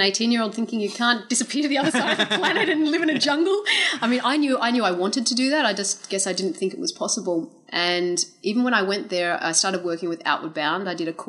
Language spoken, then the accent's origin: English; Australia; also born or lived in United States; I am Australian, but I was born in the US.